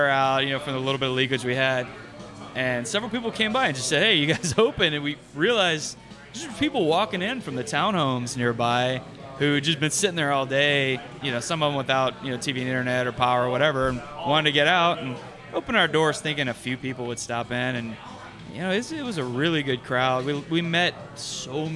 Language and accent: English; Houston, Texas, United States; also born or lived in Louisiana; I grew up in Houston, but I was born in Louisiana, so I lived there for a few years